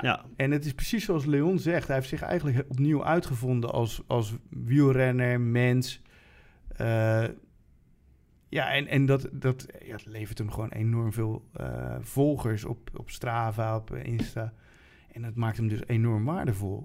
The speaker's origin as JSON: {"language": "Dutch", "region": "Utrecht", "country": "Netherlands", "said": "als Utrechter"}